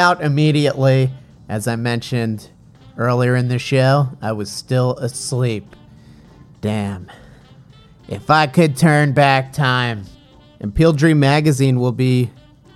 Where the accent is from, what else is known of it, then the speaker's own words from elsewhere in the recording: New Jersey, United States; growing up in the great state of New Jersey, my home state